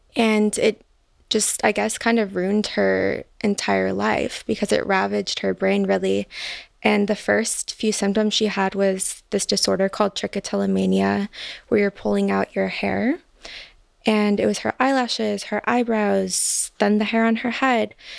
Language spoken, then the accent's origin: English; Chicago, Illinois, United States; moved away; I'm from Chicago originally